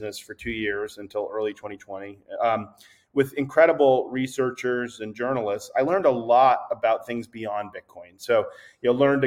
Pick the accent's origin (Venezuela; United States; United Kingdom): United States; East Coast; also born or lived in New York; I'm from the East Coast, and I moved to New York